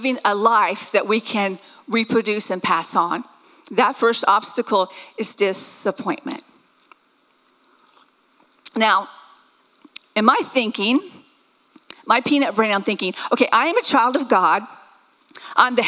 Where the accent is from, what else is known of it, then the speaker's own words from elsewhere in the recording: the South, United States; I was raised in the South